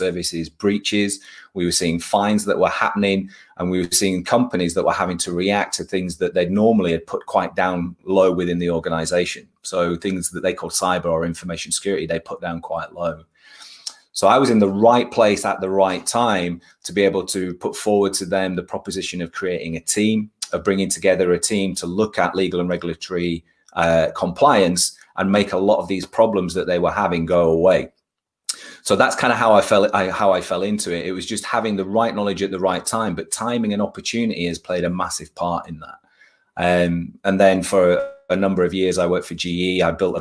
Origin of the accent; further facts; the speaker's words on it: Bradford, Yorkshire and the Humber, United Kingdom; I'm a Yorkshire boy. So I was born in Bradford. And I've been living in Yorkshire on and off for a number of years. But yeah, I was born in Bradford, and I went to school in Bradford.